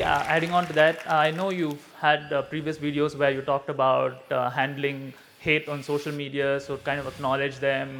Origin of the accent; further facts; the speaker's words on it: India; moved away as an adult; now in Singapore; I'm 27. I'm originally from India. I've been living in Singapore for the past few years.